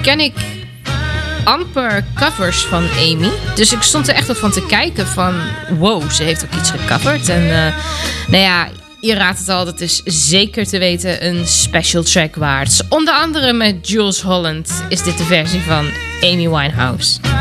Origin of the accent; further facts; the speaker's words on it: Weeze, North Rhine-Westphalia, Germany; Ik kom zelf uit Wezen, uit Duitsland.